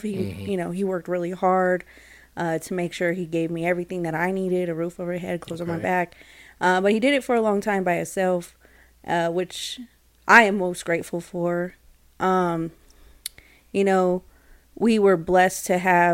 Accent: Denver, Colorado, United States; I am from Denver, Colorado, born and raised.

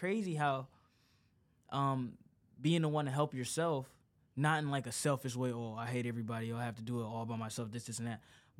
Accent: Detroit, Michigan, United States; now in California, United States; I'm from Detroit.

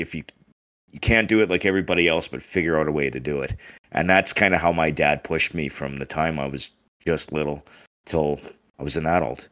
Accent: Taber, Alberta, Canada; also born or lived in Winnipeg, Manitoba; So actually, I was born in Winnipeg. Both my parents were originally from Winnipeg. When I was about 6 years old, we moved, and we've been in Alberta ever since. I grew up in Tabor.

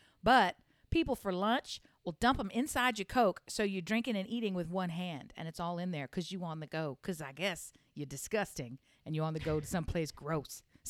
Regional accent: Delaware, United States; I'm from the Diamond State, which is our nickname because our motto is the first state.

